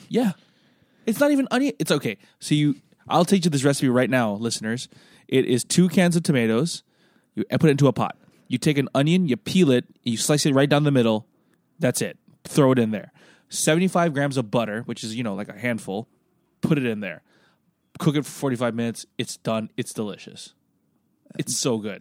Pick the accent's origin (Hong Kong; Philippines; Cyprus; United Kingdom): Philippines; now in Singapore; I'm from the Philippines